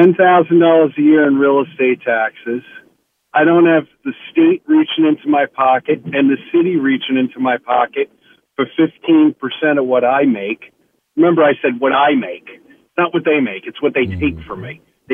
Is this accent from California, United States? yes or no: no; New York, United States; moved away as an adult; now in Florida, United States; came down to Florida on vacation, and I'm from New York, bought a house, went home, sold my old house. Now I live in a wonderful red state.